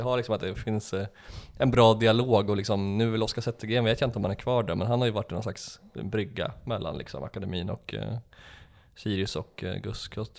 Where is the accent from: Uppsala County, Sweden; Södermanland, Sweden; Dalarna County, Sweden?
Uppsala County, Sweden; Enköping; jag växte upp i Enköpings kommun